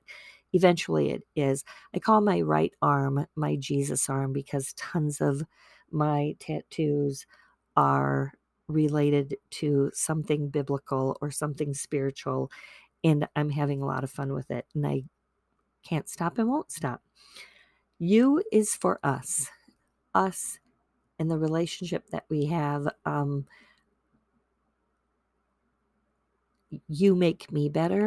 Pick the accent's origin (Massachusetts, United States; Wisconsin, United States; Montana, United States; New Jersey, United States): Wisconsin, United States; also born or lived in Virginia; I was born in Virginia, but I was raised in Wisconsin. I came when I was in the middle of the first grade